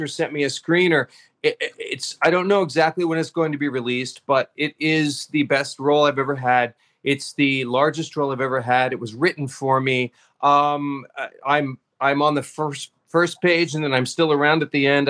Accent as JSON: {"language": "English", "region": "Kansas", "country": "United States", "tie": "born or raised there", "also_born_or_lived": "New York", "moved": "yes", "said": "I've lived in New York, so I guess you could say I'm from New York. But I grew up in Kansas"}